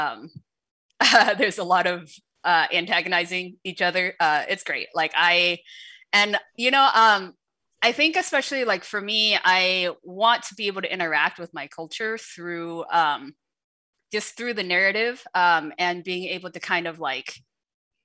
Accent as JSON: {"language": "English", "country": "United States", "tie": "born or raised there", "first_language": "Shanghainese", "second_language": "English", "said": "growing up in America in the 90s"}